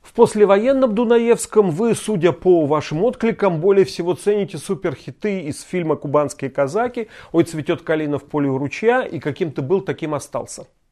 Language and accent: Russian; Vologda Oblast, Russia; moved away; Я родился и вырос в Вологодской области